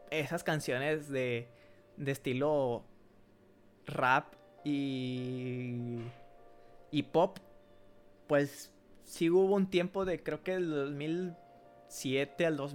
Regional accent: Mexico; Somos mexicanos

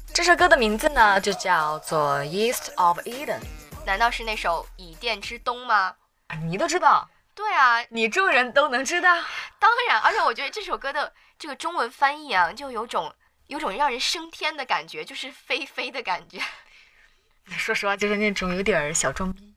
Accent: northern China, China; 我作为一个北方人

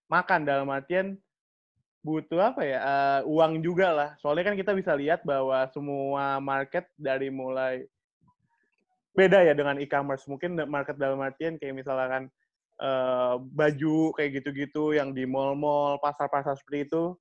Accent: Slipi, Jakarta, Indonesia; ya abis kampung gue di Sleepy, Mas.

